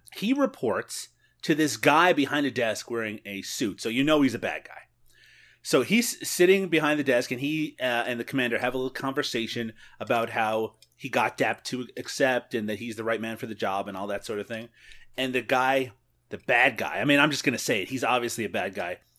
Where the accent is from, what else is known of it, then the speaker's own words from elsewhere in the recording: Ontario, Canada; accent: Canadian; I have my own Canadian accent issues.